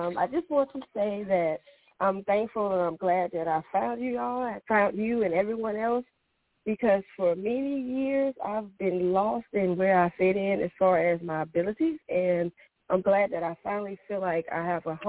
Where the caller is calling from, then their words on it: North Carolina, United States; I'm calling from North Carolina.